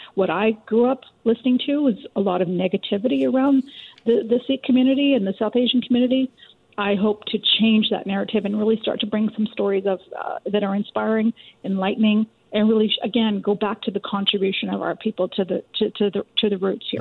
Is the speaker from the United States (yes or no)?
no; Richmond, British Columbia, Canada; I grew up in Richmond, BC, in, a, in an immigrant community.